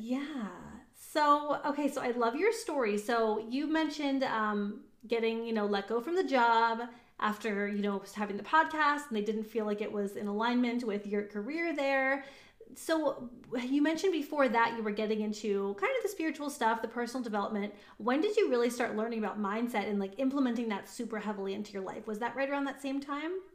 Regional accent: Reading, Pennsylvania, United States; also born or lived in Pittsburgh, Pennsylvania; I was born in Reading

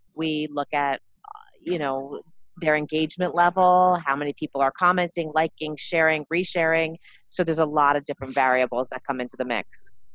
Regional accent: Montreal, Quebec, Canada; moved away as an adult; also born or lived in New York; now in New Jersey, United States; I'm originally from Montreal, um, born and uh, raised in Montreal.

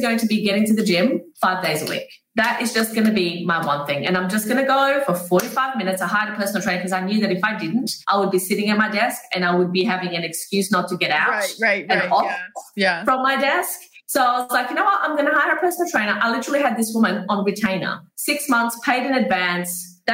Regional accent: Brazil; moved away; I grew up in Brazil

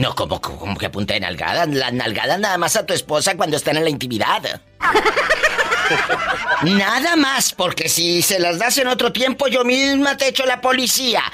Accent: Matamoros, Tamaulipas, Mexico; desde mi tierra, mi Matamoros del alma, mi Matamoros querido

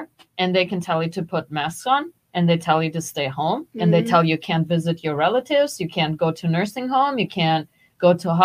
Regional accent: Germany; now in United States; growing up in Germany

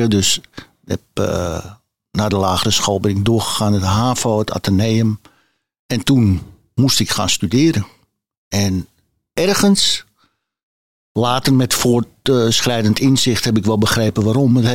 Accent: Amsterdam, North Holland, Netherlands; Ik ben geboren in Amsterdam en ik heb hier altijd gewoond.

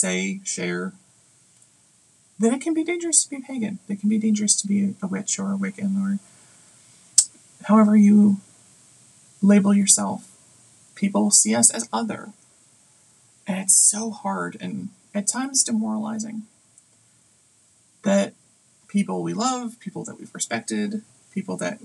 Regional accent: United States; for me as an American

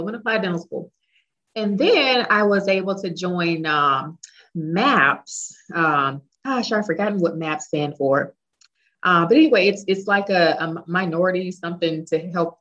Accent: Dallas, Texas, United States; moved away as an adult; also born or lived in England / South Carolina; move back to Texas, which is where I'm from. I'm from Dallas

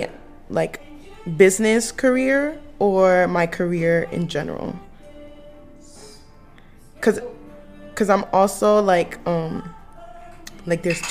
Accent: Providence, Rhode Island, United States; I'm from Providence, Rhode Island, but I'm here staying on campus

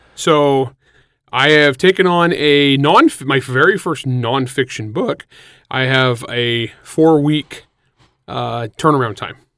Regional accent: San Joaquin Valley, California, United States; moved away; I'm from the San Joaquin Valley. I'm for the cows and plows part

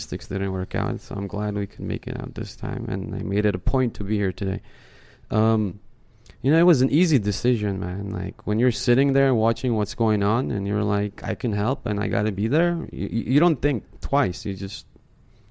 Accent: United States; I grew up in the States

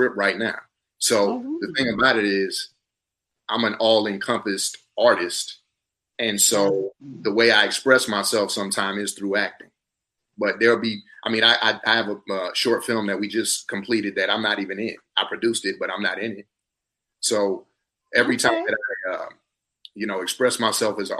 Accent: South Carolina, United States; moved away as an adult; also born or lived in Atlanta, Georgia; now in Los Angeles, United States; We're from the same place. We're both from South Carolina.

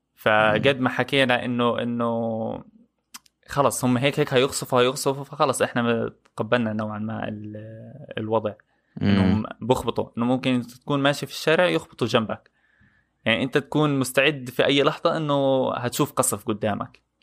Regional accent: Palestine; انا كفلسطيني

